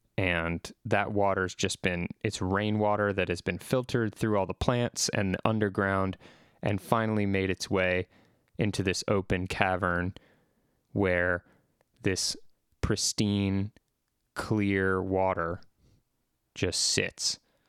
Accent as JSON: {"language": "English", "town": "Seattle", "region": "Washington", "country": "United States", "tie": "born or raised there", "said": "But for a while in my childhood, I grew up in Seattle. For about 4 years, I lived in Seattle, Washington."}